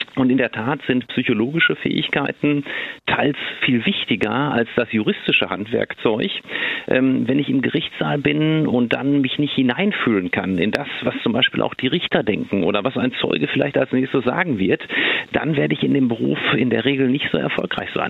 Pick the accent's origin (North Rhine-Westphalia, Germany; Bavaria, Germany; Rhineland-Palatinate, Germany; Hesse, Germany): North Rhine-Westphalia, Germany; Ruhr area; hier bei uns im Ruhrgebiet